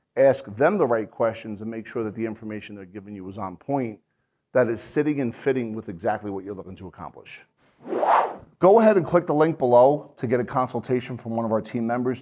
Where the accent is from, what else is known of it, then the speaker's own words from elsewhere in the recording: New Jersey, United States; I'm an Irish guy from New Jersey